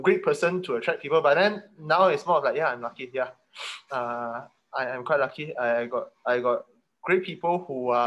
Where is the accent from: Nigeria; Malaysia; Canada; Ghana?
Malaysia; Kota Kinabalu, Sabah; also born or lived in Sandakan; I didn't have to grow up there. Because my dad was being posted in KK